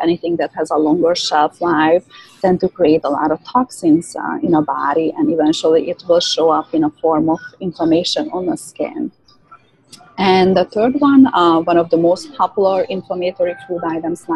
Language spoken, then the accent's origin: English; Hungary; moved away; I was born and raised in Hungary